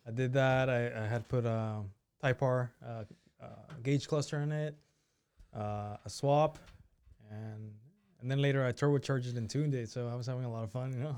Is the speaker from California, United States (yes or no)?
yes; Sebastopol, California, United States; also born or lived in Mexico / Zapopan, Jalisco; I grew up in, speaking of, Sevastopol